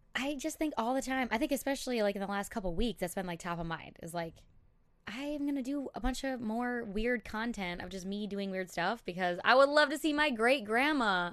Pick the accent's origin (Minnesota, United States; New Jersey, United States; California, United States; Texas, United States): Minnesota, United States; Elk River; also born or lived in Saint Paul, Minnesota; that's where I grew up, like, graduated from Elk River